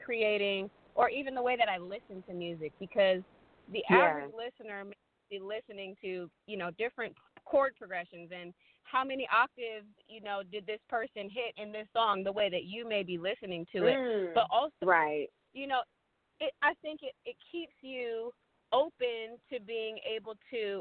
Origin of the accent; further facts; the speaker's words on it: Sacramento, California, United States; also born or lived in Michigan; now in Los Angeles, United States; I moved to California when I was in elementary school, and California has been my home ever since.